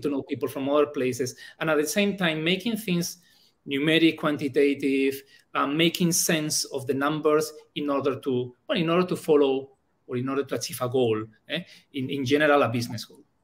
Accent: Bilbao, Basque Country, Spain; first language Spanish; English is a second language; moved away as an adult; also born or lived in Germany; now in Thailand; I studied telecom engineering uh, in my hometown in Bilbao

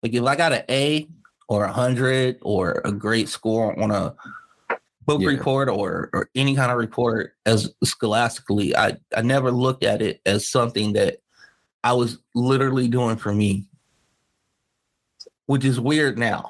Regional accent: Los Angeles, California, United States; I grew up in South Central

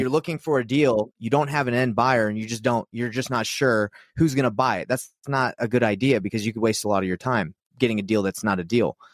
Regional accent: Utah, United States; I'm from Utah

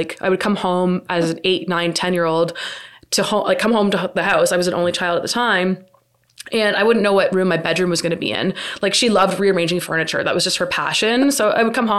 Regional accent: Mississauga, Ontario, Canada; I grew up in South Mississauga

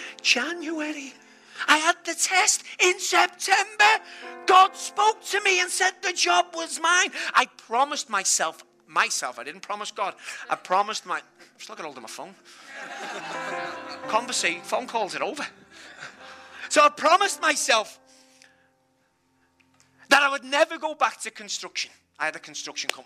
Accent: Liverpool, North West England, United Kingdom; I'm from Liverpool

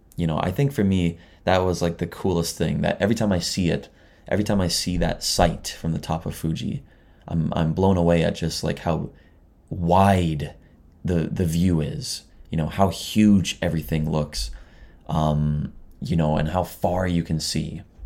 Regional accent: near Toronto, Southern Ontario, Canada; moved away as an adult; now in Chiba, Japan; I'm from Canada, but, you know, I'm from near Toronto and Southern Ontario

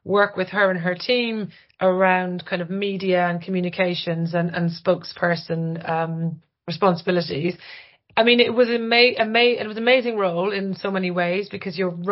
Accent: Ireland; moved away; I'm Irish

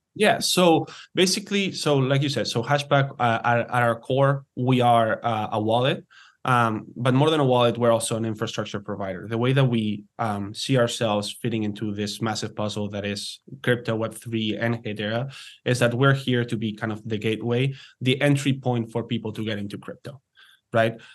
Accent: Barcelona, Catalonia, Spain; moved away as an adult; also born or lived in United States / Canada; I'm, I'm originally from, from Spain. I'm from Barcelona, um, but have been betwe-, living between the U S and Canada for the past ten years.

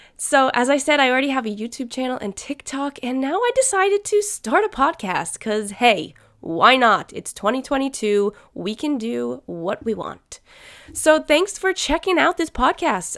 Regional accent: United States; I'm an American girl

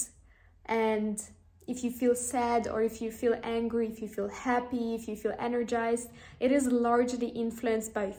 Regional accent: Ukraine; moved away; also born or lived in Amsterdam; when I was growing up in Ukraine

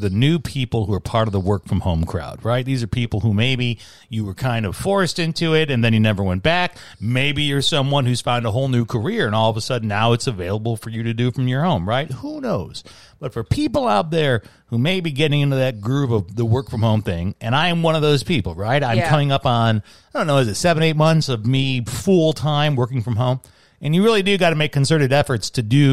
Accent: Chicago, Illinois, United States; moved away; My hometown

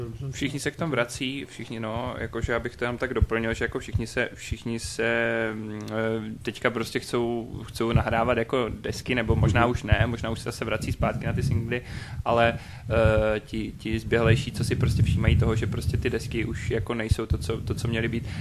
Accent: Luhačovice, Zlín Region, Czechia; u nás v Luhačovicích

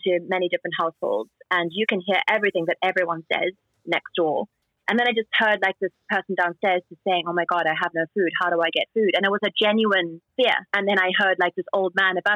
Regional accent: South Africa; moved away as an adult; also born or lived in New York; now in Shanghai, China; I'm South African

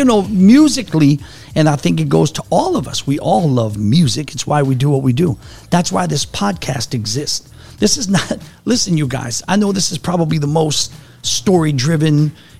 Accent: New Orleans, Louisiana, United States; But I grew up in the city. I grew up on ….

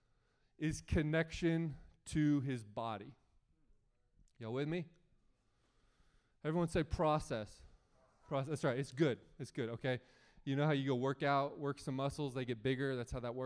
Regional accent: United States; as an American

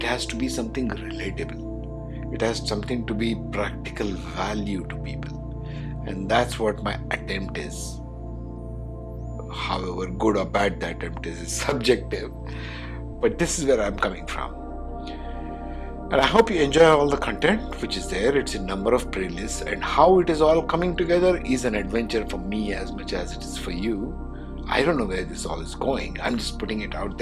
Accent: India; being an Indian

